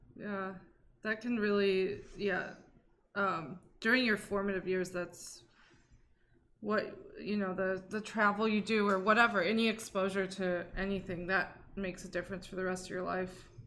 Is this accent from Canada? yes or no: no; Saudi Arabia; I am a Saudi and a lesbian.